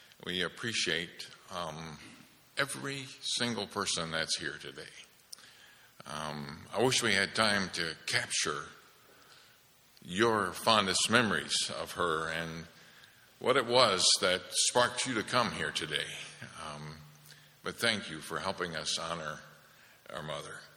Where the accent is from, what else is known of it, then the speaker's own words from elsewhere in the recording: Holland, Michigan, United States; We're growing up in Holland, Michigan, and Marlene and I went to the same grade school that our mother went